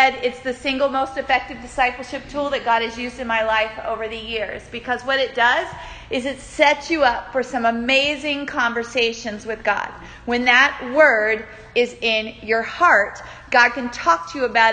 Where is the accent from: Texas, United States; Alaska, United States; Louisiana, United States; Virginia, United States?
Virginia, United States; Newport News; moved away as an adult; also born or lived in Cincinnati, Ohio; I grew up in Newport News, Virginia, but I left there and I went all the way to Cincinnati, Ohio